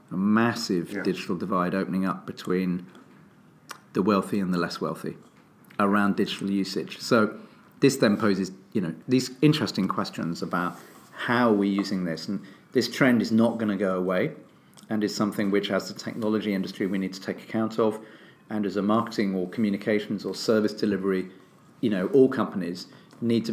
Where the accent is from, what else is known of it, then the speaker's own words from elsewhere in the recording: United Kingdom; I'm British